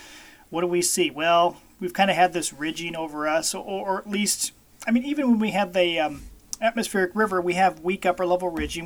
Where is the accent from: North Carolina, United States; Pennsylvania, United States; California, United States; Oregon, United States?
Oregon, United States; Mount Angel; I have a friend down that I grew up with down in the Mount Angel area, actually kind of northeast of Mount Angel